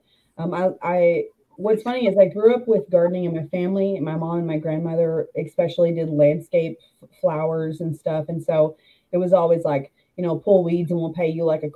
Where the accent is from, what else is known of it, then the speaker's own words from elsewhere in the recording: Arkansas, United States; moved away as an adult; also born or lived in Arizona / Texas; I'm from Arkansas, all of my family lives here. I always knew that I was going to move back here